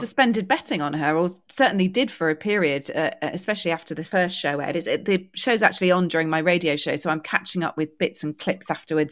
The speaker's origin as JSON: {"language": "English", "country": "United Kingdom", "said": "being British"}